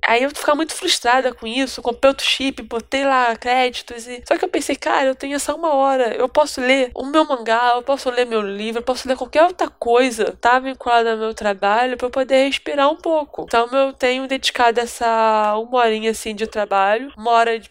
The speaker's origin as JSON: {"language": "Portuguese", "region": "Rio de Janeiro", "country": "Brazil", "said": "eu sou aqui do Rio"}